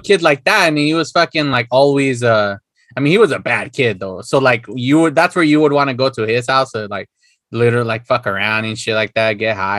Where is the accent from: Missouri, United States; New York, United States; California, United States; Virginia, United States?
California, United States; Los Angeles; when I was a kid, born in East LA and everything, we lived there from 81 to 86 or 87. And all Spanish, directly just Spanish to my family, my mom and dad.